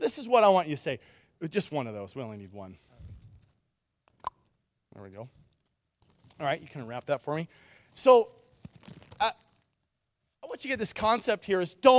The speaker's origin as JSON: {"language": "English", "town": "Nikiski", "region": "Alaska", "country": "United States", "tie": "born or raised there", "said": "I grew up in Nikiski. Birds don't live by the chemical plant."}